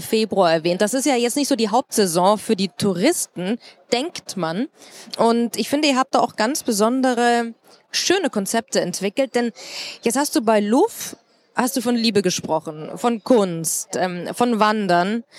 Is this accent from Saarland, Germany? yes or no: no; Munich, Bavaria, Germany; Ich ähm, komme aus München, ich liebe meine, meine Stadt